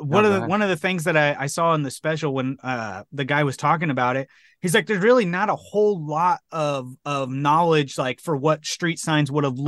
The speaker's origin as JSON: {"language": "English", "country": "United States"}